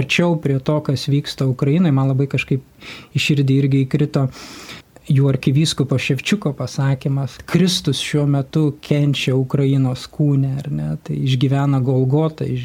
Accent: Lithuania; mes lietuviai

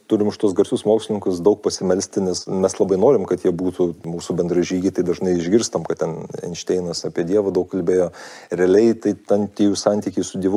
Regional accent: Lithuania; also born or lived in United States

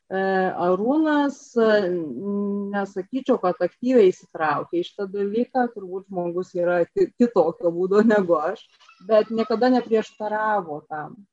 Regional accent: Suvalkija, Lithuania; mes suvalkiečiai

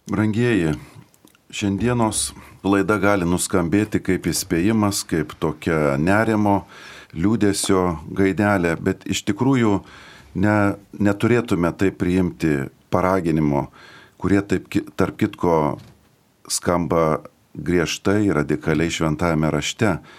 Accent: Lithuania; mes kaip lietuviai

